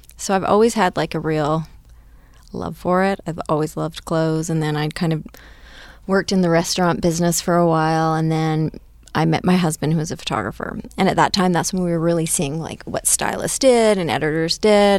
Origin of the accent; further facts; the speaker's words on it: Powell River, British Columbia, Canada; Powell River, British Columbia, like a really, really small town in Canada.